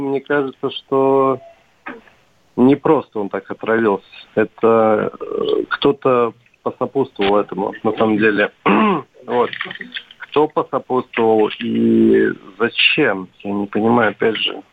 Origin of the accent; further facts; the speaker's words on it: Belarus; now in Khimki, Russia; я сам из Беларуси, но уже живу в Химках и почти гражданин Российской Федерации